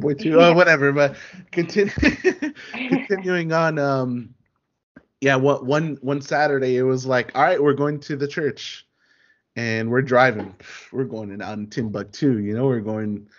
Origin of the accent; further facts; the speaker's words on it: Inglewood, California, United States; now in Northridge, United States; we used to live in Inglewood. That's where my family's from. That's where they've been, you know, in the 80s and the 90s. You know, we're from Inglewood